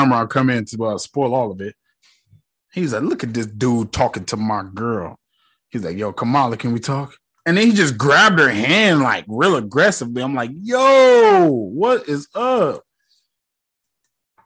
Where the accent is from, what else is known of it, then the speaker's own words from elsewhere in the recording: United States; I'm born and bred in America